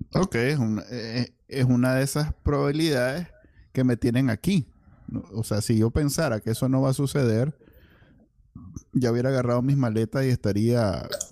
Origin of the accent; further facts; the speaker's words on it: Nicaragua; now in United States; en Nicaragua, como somos los nicas